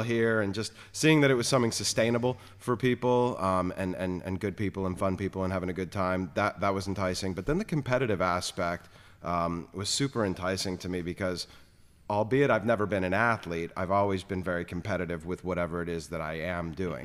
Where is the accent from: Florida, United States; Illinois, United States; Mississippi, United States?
Florida, United States; South; moved away; growing up in South Florida